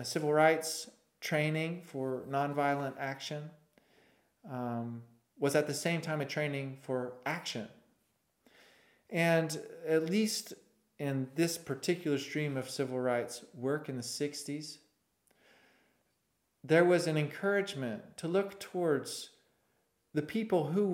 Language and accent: English; Winchester, Tennessee, United States; I grew up in Winchester, Tennessee